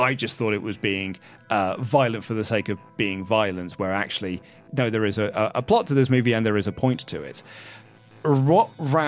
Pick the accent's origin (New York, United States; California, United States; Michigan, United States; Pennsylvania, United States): New York, United States; And so as a New Yorker, you're like, oh man, they've got quite a task ahead of them now.